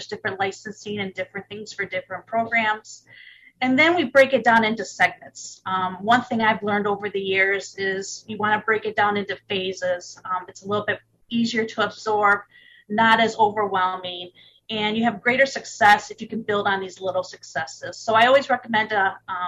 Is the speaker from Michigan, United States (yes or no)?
yes; Michigan, United States; I'm originally from Michigan, and I'm still in Michigan. Been a Michigander all my life